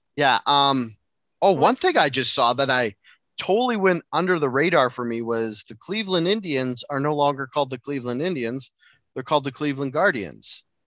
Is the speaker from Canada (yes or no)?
yes; Enderby, British Columbia, Canada; I went to school in a town called Enderby, high school in a town called Enderby